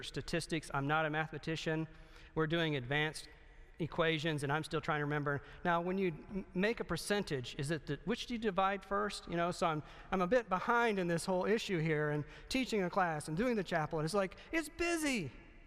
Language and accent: English; the South, United States; I'm from the South